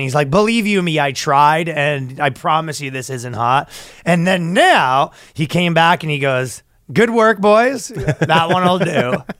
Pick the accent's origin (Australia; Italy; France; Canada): Canada; moved away; people like us who do YouTube, who are Canadian.